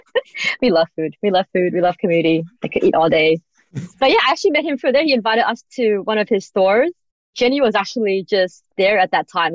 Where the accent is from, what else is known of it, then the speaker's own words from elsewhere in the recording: Australia; also born or lived in United States; I grew up in Australia. I lived in America